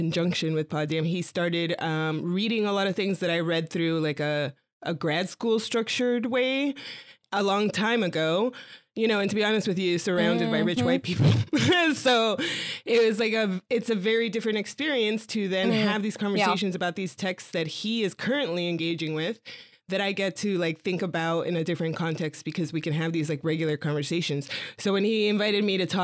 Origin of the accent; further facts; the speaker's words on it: Miami, Florida, United States; now in New York, United States; I grew up in Miami